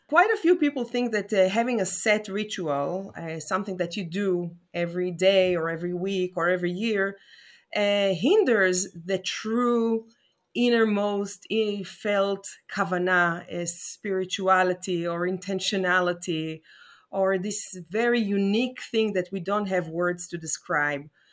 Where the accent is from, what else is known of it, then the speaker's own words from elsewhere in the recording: Jerusalem, Jerusalem District, Israel; I'm talking to you now from Jerusalem. Um, she's my hometown